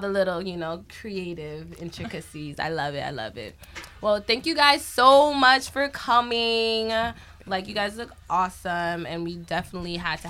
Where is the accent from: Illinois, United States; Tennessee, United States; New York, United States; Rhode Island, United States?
New York, United States; We from Cambria, which is like the border of like Queens and Long Island